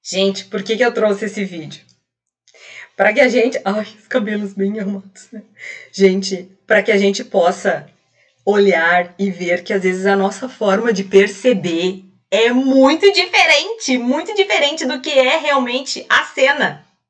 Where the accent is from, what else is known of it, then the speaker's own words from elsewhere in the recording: Rio Grande do Sul, Brazil; Aqui no, no sul, como gaúcha, aqui a gente fala